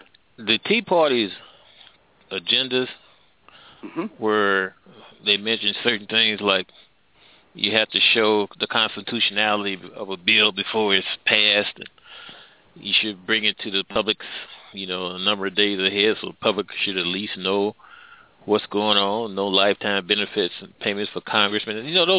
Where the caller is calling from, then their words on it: Midwest, United States; I'm calling from the Midwest.